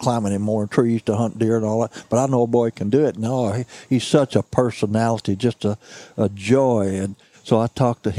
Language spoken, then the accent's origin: English; Mississippi County, Missouri, United States; I was raised in Mississippi County, Missouri